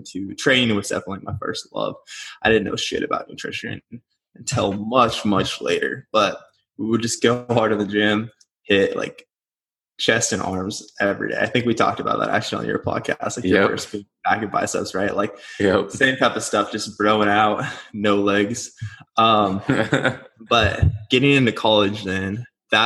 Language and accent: English; Nebraska, United States; moved away as an adult; now in Scottsdale, United States; I'm originally from Nebraska